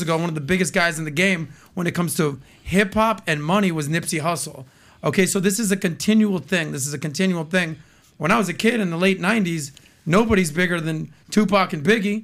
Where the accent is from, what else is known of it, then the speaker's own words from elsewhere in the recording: United States; as an American that loves music, that's been in the radio business